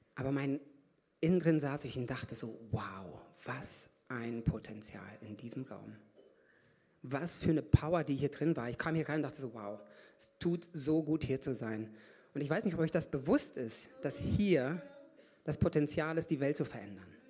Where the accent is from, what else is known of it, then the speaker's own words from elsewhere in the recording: Lichtenau, North Rhine-Westphalia, Germany; moved away as an adult; also born or lived in Kazakhstan / Hamm / Brazil; now in Augsburg, Germany; Bin in Kasachstan geboren. Mit vier Jahren sind wir nach Deutschland gezogen, nach Hamm. Von Hamm nach drei Jahren nach Paderborn, Lichtenau, das, wer das weiß, Ostwestfalen.